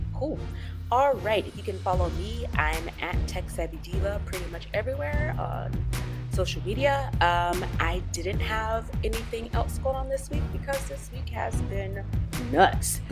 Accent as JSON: {"language": "English", "country": "United States", "said": "we're American"}